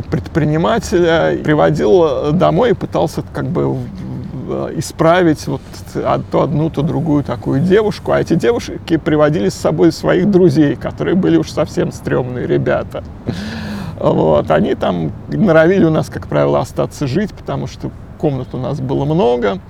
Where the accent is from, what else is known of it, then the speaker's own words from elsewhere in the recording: Moscow, Russia; Я родился на Где? окраине. А, район Кузьминок, Рязанский проспект